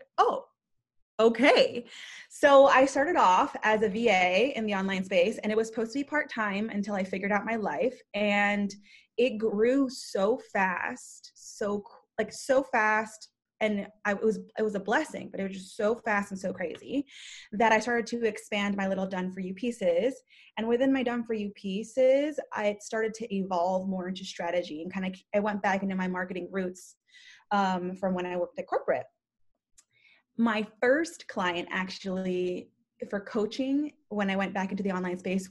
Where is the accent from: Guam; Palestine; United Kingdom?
Guam; moved away; also born or lived in Philippines / Las Vegas, Nevada; born in the Philippines, raised in Guam, moved to Vegas